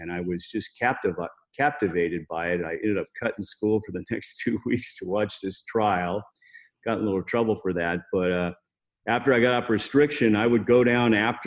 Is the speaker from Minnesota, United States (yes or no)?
no; Las Vegas, Nevada, United States; Well, I grew up here in Las Vegas. I wasn't born here, but I'm pretty close to being a native. Been here nearly my whole life.